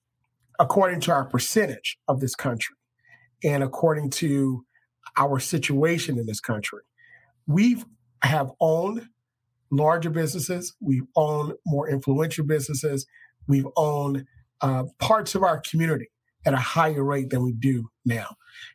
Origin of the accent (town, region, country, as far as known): United States